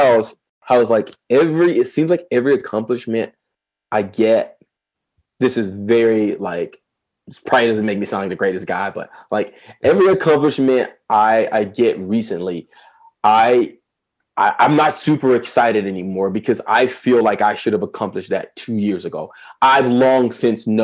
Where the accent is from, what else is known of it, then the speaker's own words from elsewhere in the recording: Atlanta, Georgia, United States; I'm from Lakewood, Atlanta.